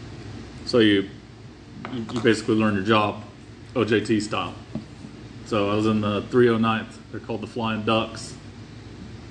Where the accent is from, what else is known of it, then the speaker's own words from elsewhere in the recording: South Alabama, Northern Florida, United States; moved away; I grew up in Northern Florida, South Alabama, so I had a pretty thick accent back then. Some of it's still around